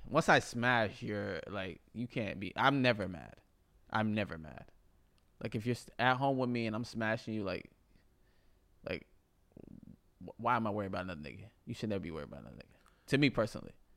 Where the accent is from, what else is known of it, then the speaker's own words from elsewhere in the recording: United States; I was born in America